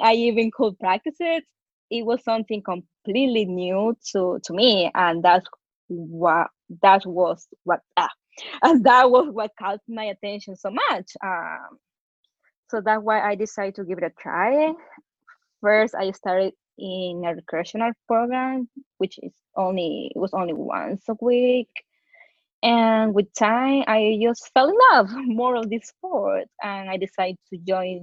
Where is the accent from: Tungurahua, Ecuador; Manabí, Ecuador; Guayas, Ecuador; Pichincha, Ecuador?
Guayas, Ecuador; Guayaquil; English is a second language; moved away as an adult; now in New York, United States; I am from Guayaquil, Ecuador